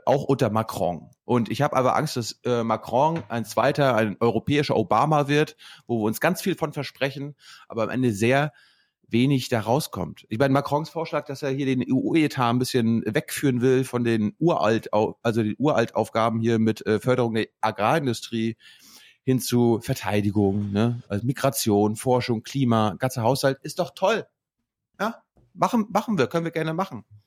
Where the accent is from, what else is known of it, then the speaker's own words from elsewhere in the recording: Germany; wir als Deutsche